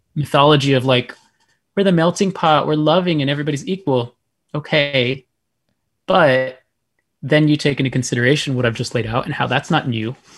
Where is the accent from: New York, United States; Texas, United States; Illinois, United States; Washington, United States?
Texas, United States; I was born and raised here. That's where I'm really from